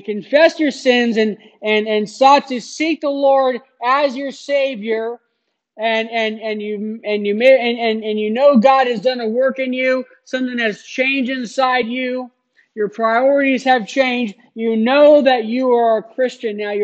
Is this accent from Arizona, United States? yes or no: yes; Phoenix, Arizona, United States; As a young child, growing up in Phoenix